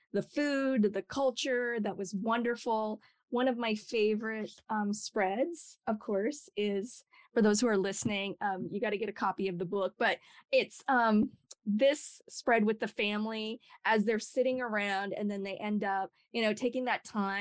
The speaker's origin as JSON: {"language": "English", "region": "Idaho", "country": "United States", "tie": "born or raised there", "said": "I grew up in Idaho, of all places"}